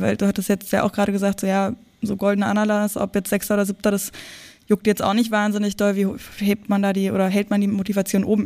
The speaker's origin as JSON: {"language": "German", "area": "outskirts of Berlin", "region": "Brandenburg", "country": "Germany", "said": "ich komme aus dem Umland von Berlin und bin auch immer mit Absicht dann auch, als ich in Berlin gewohnt habe, immer rausgezogen"}